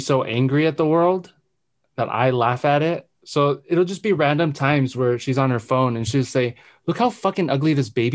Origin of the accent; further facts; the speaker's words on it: South Africa; us both being South African men